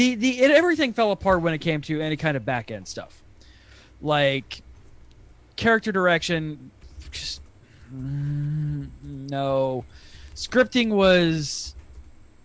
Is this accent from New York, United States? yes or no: no; Ohio, United States; I grew up in Ohio